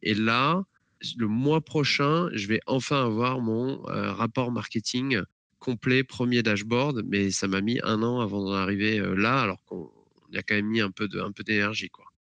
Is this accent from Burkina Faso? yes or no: no; France; moved away as an adult; now in Atlanta, United States; en tant que Français